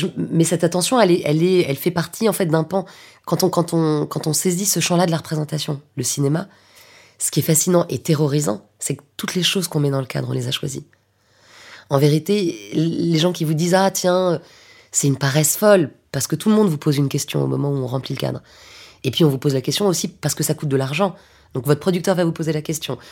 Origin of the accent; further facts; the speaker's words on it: Paris, Île-de-France, France; also born or lived in Lyon; moi je suis parisienne, mais j'ai étudié à Lyon à un moment